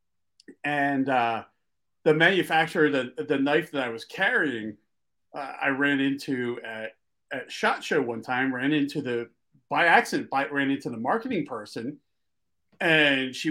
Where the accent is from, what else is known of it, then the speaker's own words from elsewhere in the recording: Philadelphia, Pennsylvania, United States; accent: Philly; Sometimes my East Coast accent, because I grew up in Philly, sometimes my Philly accent just totally overrides words